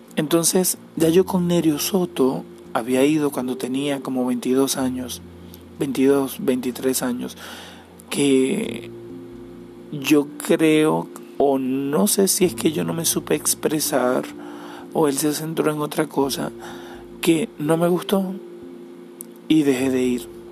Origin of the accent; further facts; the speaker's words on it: Cabimas, Zulia, Venezuela; Soy de Venezuela y soy de Cabimas